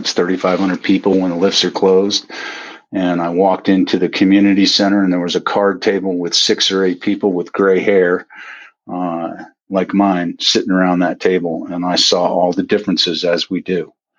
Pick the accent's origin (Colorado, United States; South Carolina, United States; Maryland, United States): Colorado, United States; Aspen; now in Carbondale, United States; I grew up in Aspen, Colorado.